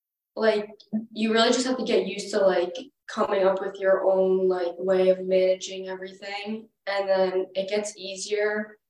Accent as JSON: {"language": "English", "area": "Westchester", "region": "New York", "country": "United States", "said": "I'm an elementary education major, a pitcher, sophomore, and I'm from Westchester, New York."}